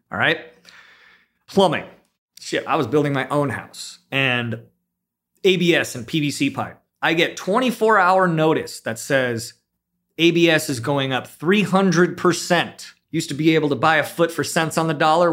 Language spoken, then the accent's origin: English; South Bay, California, United States; also born or lived in San Luis Obispo; I grew up in the South Bay, very similarly to, um, Richard